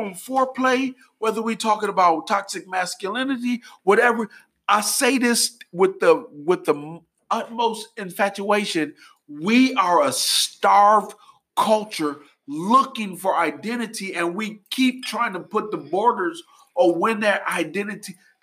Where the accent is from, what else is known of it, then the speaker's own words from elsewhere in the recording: Detroit, Michigan, United States; I grew up in Detroit